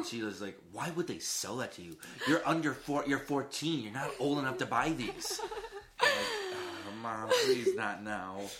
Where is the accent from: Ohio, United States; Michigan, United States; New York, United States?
Michigan, United States; Redford; moved away; They still live in like my hometown